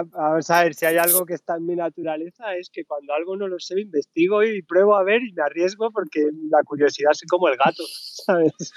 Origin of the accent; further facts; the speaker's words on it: Region of Murcia, Spain; si digo la primera frase en inglés, ya saben que soy murciano.